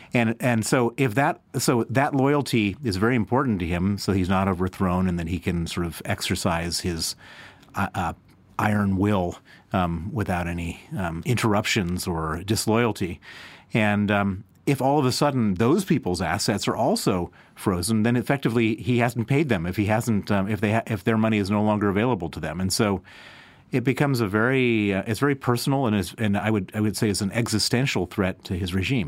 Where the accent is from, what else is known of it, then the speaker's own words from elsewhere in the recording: United States; now in United Kingdom; I'm American, I'm, I'm, I spend most of my life in, in the U K now